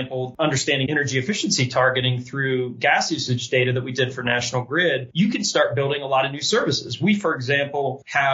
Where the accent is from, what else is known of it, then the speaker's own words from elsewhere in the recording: West Virginia, United States; now in Boulder, United States; I grew up in West Virginia